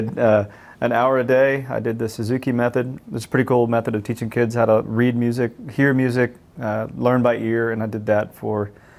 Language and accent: English; College Station, Texas, United States; being from where we're from and growing up in College Station, which is largely a rural place.